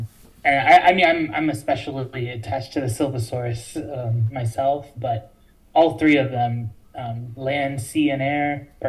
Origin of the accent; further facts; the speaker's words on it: Kansas, United States; moved away; I grew up in Kansas